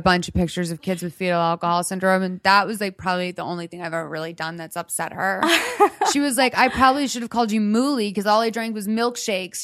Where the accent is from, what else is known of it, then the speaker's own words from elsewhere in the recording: Boston, Massachusetts, United States; I'm from Boston.